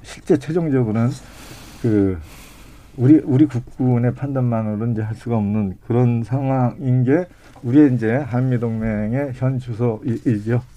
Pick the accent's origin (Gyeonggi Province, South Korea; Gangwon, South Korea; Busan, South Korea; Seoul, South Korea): Gyeonggi Province, South Korea; Paju; 제가 이제 전방에서 태어나서 전방에서 살고 있어요